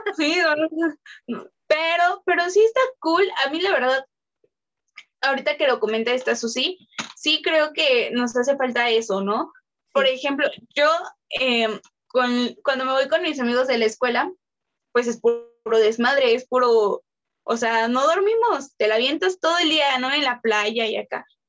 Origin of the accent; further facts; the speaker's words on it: Mexico; nosotros como mexicanos